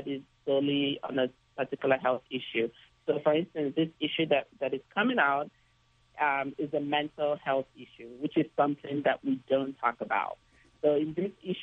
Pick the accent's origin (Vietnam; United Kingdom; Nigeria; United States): Nigeria; moved away; When I was young growing up in Nigeria